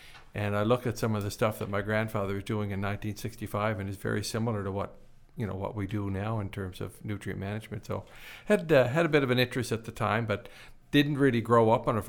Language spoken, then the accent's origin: English; Prince Edward Island, Canada; Well, I grew up in Prince Edward Island, was born and raised there. I spent a lot of time on my granddad's farm as a young man